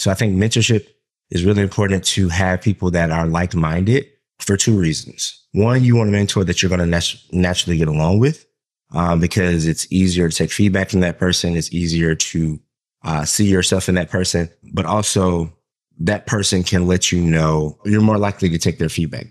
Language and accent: English; Southern Georgia, United States; I grew up in Southern Georgia in a black neighborhood